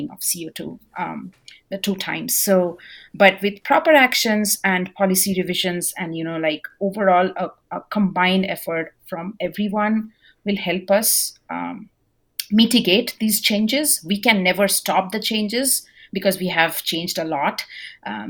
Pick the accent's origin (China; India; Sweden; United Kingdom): India; now in Norman, United States; I'm an Indian, so I come from India